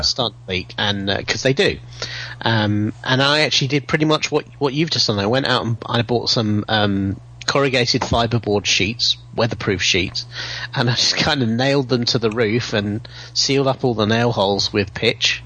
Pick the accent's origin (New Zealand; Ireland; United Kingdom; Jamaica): United Kingdom; England; English people were so popular in American movies because you know we had an evil sounding accent